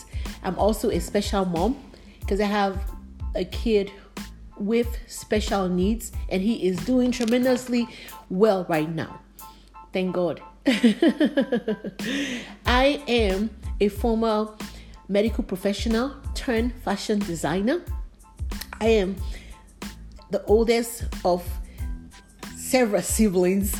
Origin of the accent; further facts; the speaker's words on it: Nigeria; also born or lived in Liberia; now in United States; I grew up in Africa, Nigeria to be precise. I also lived in Liberia too